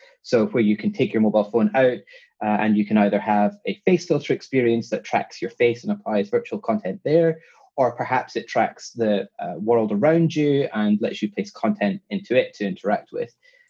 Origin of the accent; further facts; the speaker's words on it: Scotland, United Kingdom; accent: Scottish with London twang; now in London, United Kingdom; Well, I'm Scottish. I grew up in Scotland, but I've been living in London now for 10 plus years.